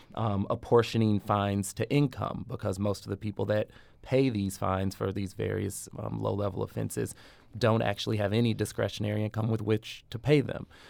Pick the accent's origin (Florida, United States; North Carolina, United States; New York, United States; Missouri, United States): Missouri, United States; St. Louis; moved away as an adult; my hometown